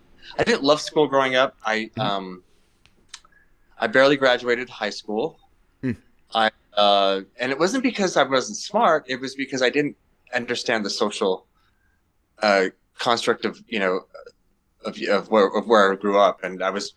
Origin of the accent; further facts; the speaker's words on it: Utah, United States; I grew up in Utah